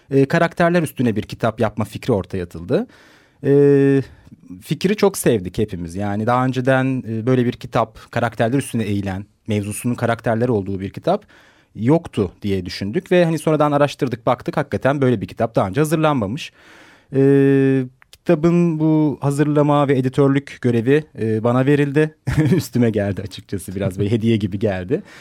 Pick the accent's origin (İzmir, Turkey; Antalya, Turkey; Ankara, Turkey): Ankara, Turkey; moved away as an adult; now in Istanbul, Turkey; 1980 Ankara doğumluyum. Ee, İstanbul'da yaşıyorum şu anda ee, yaklaşık bir 10 senedir.